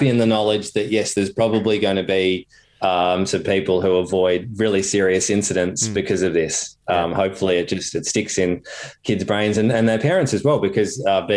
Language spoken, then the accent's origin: English; Torquay, Victoria, Australia; growing up on Torquay Surf Beach myself and doing little nippers, my dad was a lifesaver, yep. the Anglesey Lifesaving Club